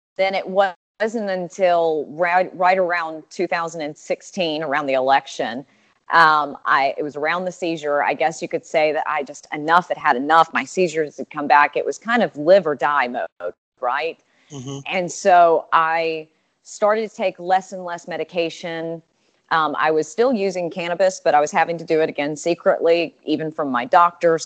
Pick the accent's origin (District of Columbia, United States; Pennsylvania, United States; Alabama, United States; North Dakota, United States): Alabama, United States; I'm from Alabama and that was my you know my home state